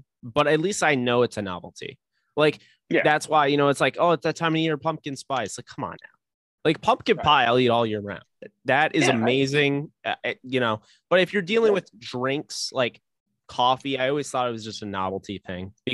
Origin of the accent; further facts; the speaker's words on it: Clifton Park, New York, United States; I'm from Clifton Park, New York. And Kevin Herter went to my school.